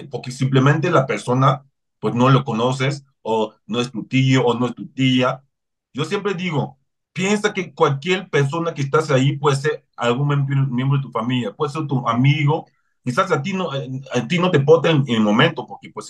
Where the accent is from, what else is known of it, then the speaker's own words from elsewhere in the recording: Mexico; Yo como mexicano, ¿qué puedo hacer para que las cosas cambien?